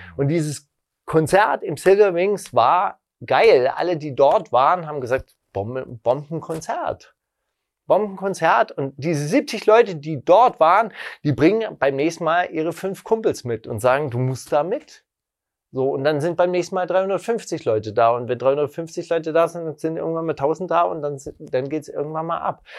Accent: West Germany, Germany; moved away; also born or lived in Berlin (Prenzlauer Berg); Ich komme aus Westdeutschland

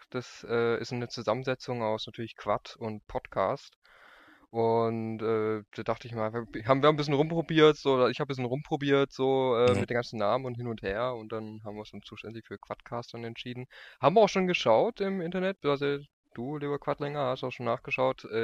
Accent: Lower Saxony, Germany; Ähm, ich komme aus, aus Landkreis Rotenburg-Wümme.

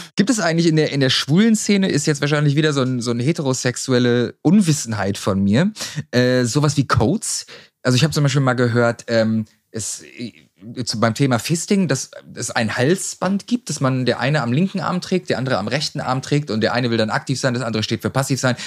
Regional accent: near Dortmund, North Rhine-Westphalia, Germany; Ich bin in der Nähe geboren

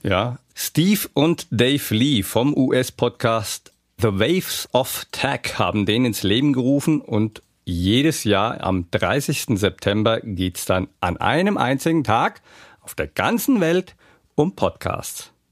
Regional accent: Hesse, Germany; accent: Hessisch; Ich fange mal an mit Hessisch zu babbeln

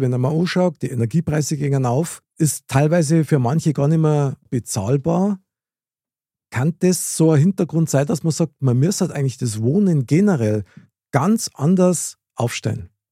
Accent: Munich, Bavaria, Germany; ich bin in München geboren, Innenstadt, Stiegelmeier Platz

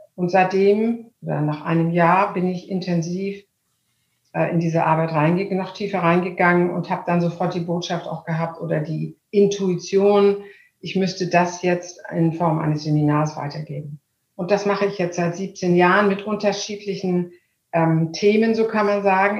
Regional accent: Hamburg, Germany; also born or lived in Munich; Ich bin Hamburgerin und ähm, liebe Hamburg sehr

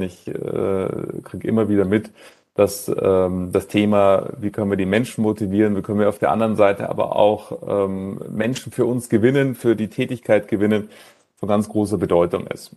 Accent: Munich, Bavaria, Germany; München, meine Heimatstadt

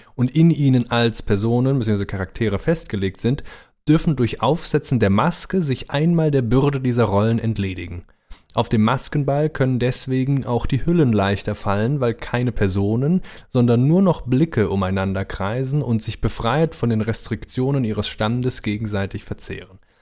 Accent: Rhineland-Palatinate, Germany; also born or lived in Neuwied / Koblenz / Mainz; now in Cologne, Germany; ich bin zwar Wahlkölner, aber ich bin ja im Rheinland nur eine Stunde südlich aufgewachsen

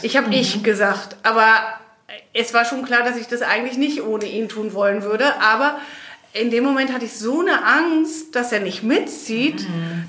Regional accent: Belgium; also born or lived in Germany; now in Spain; ich bin in Belgien aufgewachsen und bin dann irgendwann nach Deutschland gegangen

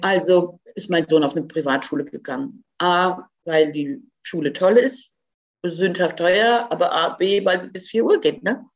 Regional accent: Croatia; moved away; ich bin ja gebürtige Kroatin

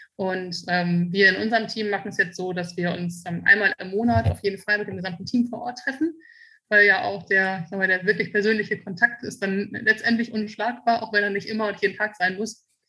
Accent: Münster, North Rhine-Westphalia, Germany; now in Frankfurt, Germany; meine Heimat ist Münster und mein Zuhause ist Frankfurt

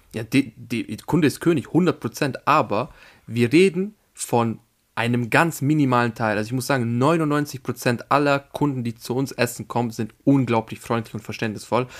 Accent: Vienna, Austria; ich bin ja Österreicher

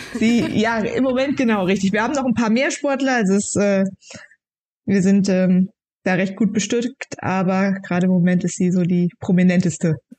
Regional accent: Brachbach, Rhineland-Palatinate, Germany; Ich wohne wieder in meinem Heimatdorf ja. äh, in Brachbach, da haben wir gebaut.

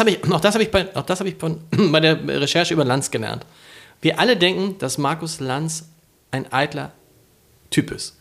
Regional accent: Hamburg, Germany; in Harburg

